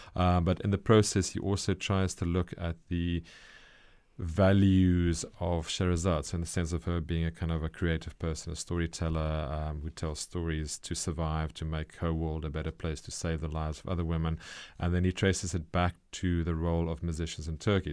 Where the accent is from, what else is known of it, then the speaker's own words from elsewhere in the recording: South Africa; for me as a South African